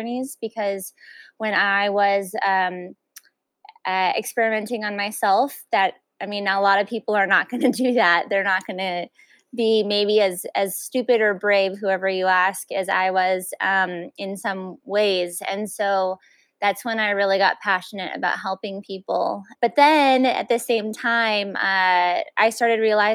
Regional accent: El Paso, Texas, United States; I'm actually from El Paso, so I still have that Mexican root

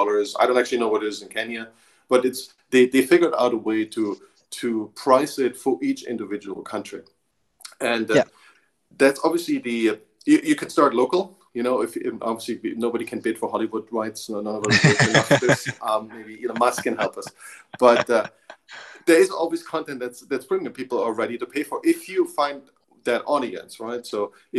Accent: Germany; moved away; I grew up in Germany

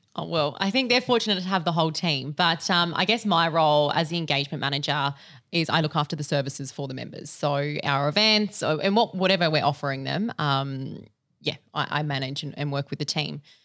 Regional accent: Adelaide, South Australia, Australia; moved away as an adult; now in Sydney, Australia; I am from Little Old Adelaide. I moved to Sydney about two years ago.

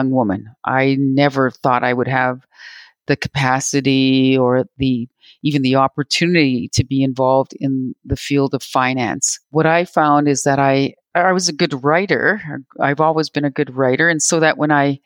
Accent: Robinson Huron Treaty area, Ontario, Canada; also born or lived in Manitoba; I'm speaking to you from Treaty 1 territory in Manitoba, but I'm originally from the Robinson Huron Treaty area. That's where my home is, in Ontario.

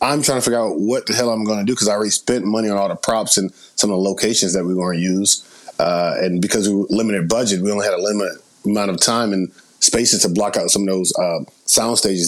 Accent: Atlanta, Georgia, United States; moved away as an adult; now in Los Angeles, United States; Originally, I'm born and raised in Atlanta, Georgia, moved out to L.A. in 2012

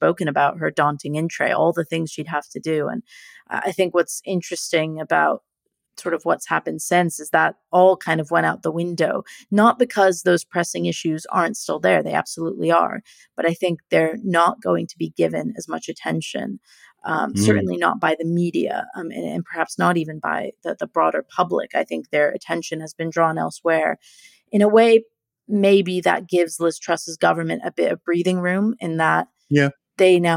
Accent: United States; I'm an American

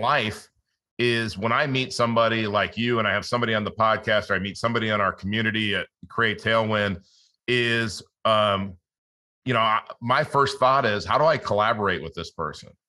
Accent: Los Angeles, California, United States; I grew up in Los Angeles

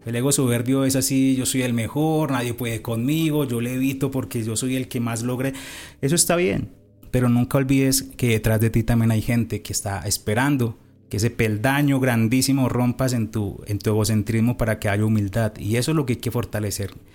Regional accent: Cartago, Valle del Cauca, Colombia; Yo estaba eh, estudiando en Cartago Valle, yo soy de Cartago Valle

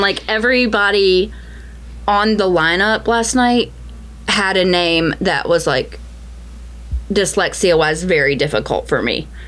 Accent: the South, United States; Growing up in the South

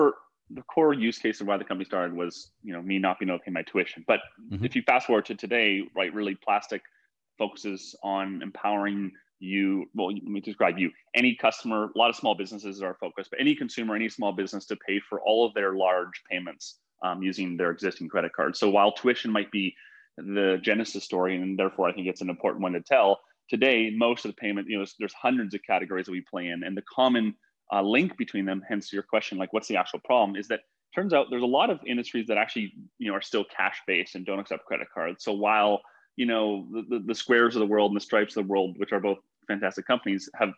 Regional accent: Canada; moved away as an adult; now in United States; And what happened was I came to the US from Canada for school.

